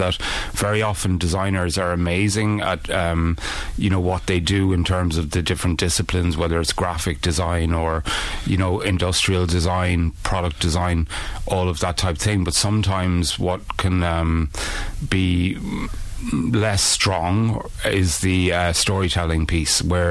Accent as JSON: {"language": "English", "country": "Ireland", "said": "as an Irish person"}